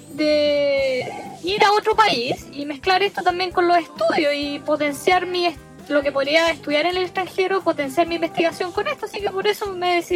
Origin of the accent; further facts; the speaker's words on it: Busan, South Korea; Spanish is a second language; now in Japan; Bueno, soy coreana, eh, soy de Busan y tengo 26